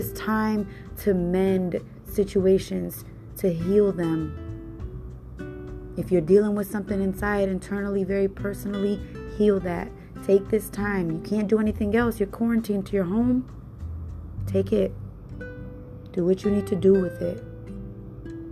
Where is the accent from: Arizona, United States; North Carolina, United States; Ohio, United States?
Ohio, United States; Cleveland; also born or lived in Puerto Rico; I come from Cleveland, Ohio